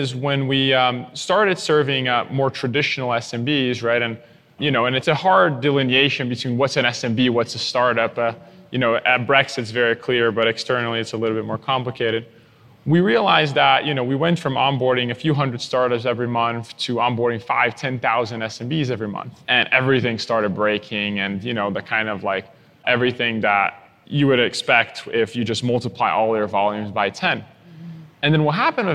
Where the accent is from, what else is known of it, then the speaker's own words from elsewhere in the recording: Brazil; moved away as an adult; now in United States; born and raised in Brazil